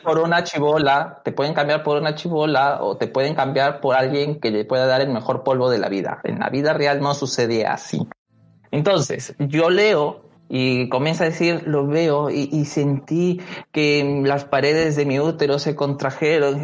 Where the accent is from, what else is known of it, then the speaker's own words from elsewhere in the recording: Peru; nosotros que somos peruanos y estamos viviendo este, esta desigualdad, esta brecha social que se está, que se ve acá en el Perú